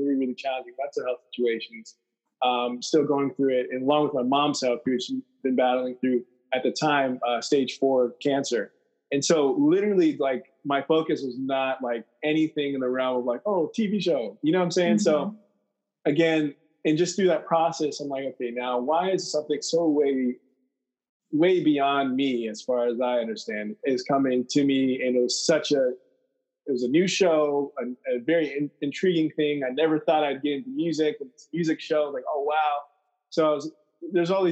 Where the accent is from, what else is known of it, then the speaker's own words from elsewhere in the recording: United States; being in an American in the U.S. and well aware of American culture